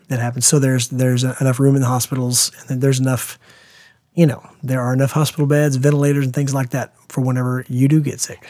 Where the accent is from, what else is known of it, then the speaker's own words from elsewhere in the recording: United States; as an American parent